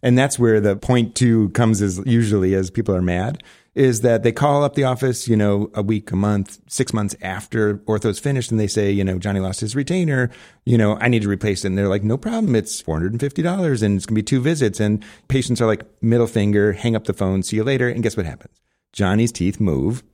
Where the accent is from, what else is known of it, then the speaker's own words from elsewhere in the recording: Arlington Heights, Illinois, United States; moved away as an adult; also born or lived in Buffalo Grove, Illinois; now in Scottsdale, United States; I grew up in a suburb called, uh, Arlington Heights, Buffalo Grove, northwest suburb